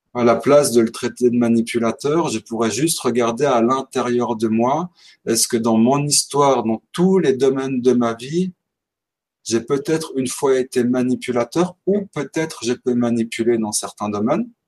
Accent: Switzerland; j'ai 31 ans, je viens de Suisse.

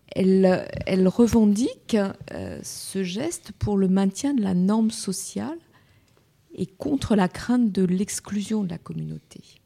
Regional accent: France; chez nous, en France

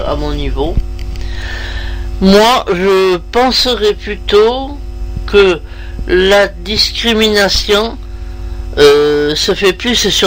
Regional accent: France; moi je suis française et celui qui est devant moi est maghrébin.

